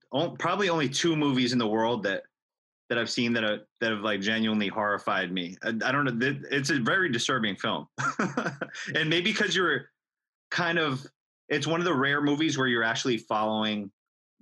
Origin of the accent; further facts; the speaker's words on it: New York City, New York, United States; I grew up in the Bronx